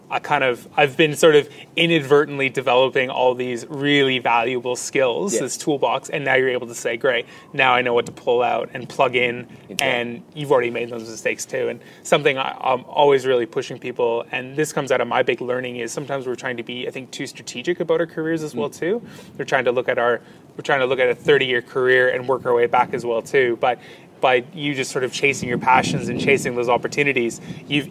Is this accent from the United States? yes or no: no; Canada; now in Australia; coming from North America, coming from Canada